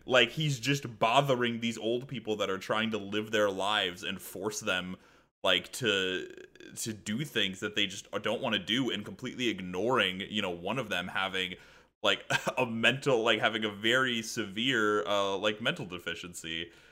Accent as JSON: {"language": "English", "region": "Midwest", "country": "United States", "said": "I am from the Midwest."}